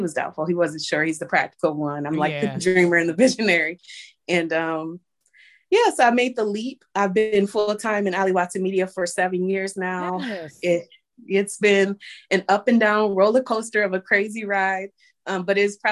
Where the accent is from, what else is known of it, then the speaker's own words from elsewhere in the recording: Michigan, United States; moved away as an adult; now in Maryland, United States; We're both from Michigan